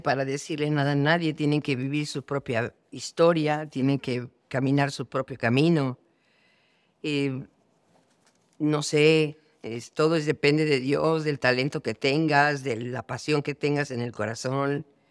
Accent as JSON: {"language": "Spanish", "country": "Mexico", "said": "yo que soy de México"}